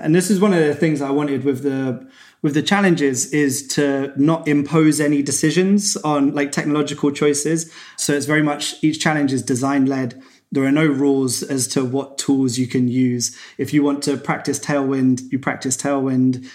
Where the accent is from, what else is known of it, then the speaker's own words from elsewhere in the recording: Cambridge, East of England, United Kingdom; I was back in my hometown, Cambridge in England.